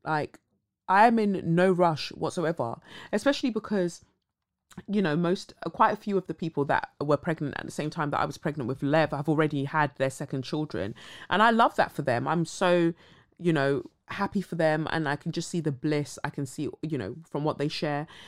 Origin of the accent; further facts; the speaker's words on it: Cumbria, North West England, United Kingdom; I grew up in Cumbria and experienced a lot of racism